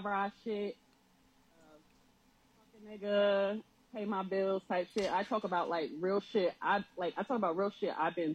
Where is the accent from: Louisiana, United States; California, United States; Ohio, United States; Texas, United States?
Ohio, United States; Columbus; now in Norfolk, United States; I'm originally from Columbus, Ohio, but I've been living in Norfolk, Virginia